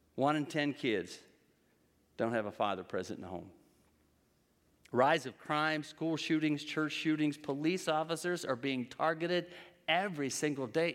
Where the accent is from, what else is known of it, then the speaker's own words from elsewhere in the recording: Western Pennsylvania, United States; I'm from Western P